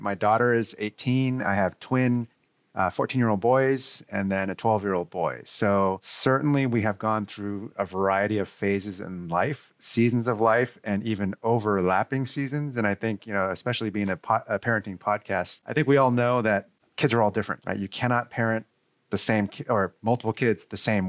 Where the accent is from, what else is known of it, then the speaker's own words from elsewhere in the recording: Newark, California, United States; also born or lived in Foster City, California; I grew up here in the Bay Area in a small suburb called Newark. And then I moved across the Bay to the peninsula, Foster City